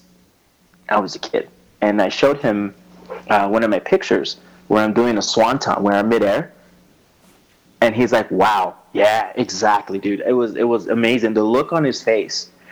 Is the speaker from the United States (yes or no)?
yes; Yuma, Arizona, United States; moved away; born and raised in Arizona